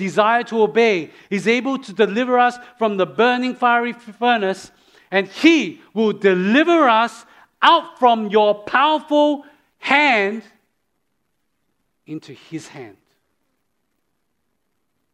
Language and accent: English; Australia; moved away; I'm from Australia